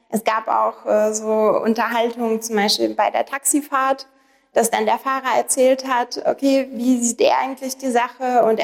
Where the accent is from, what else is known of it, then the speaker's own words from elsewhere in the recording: Russia; now in Germany; denn ich komme ja aus Russland ursprünglich, bin aber schon sehr lange in Deutschland, über 20 Jahre